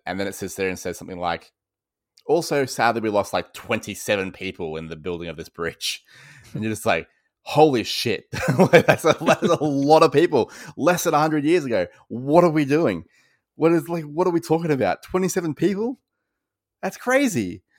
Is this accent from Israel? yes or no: no; Australia; accent: Australian; I'm sure people can hear that I am Australian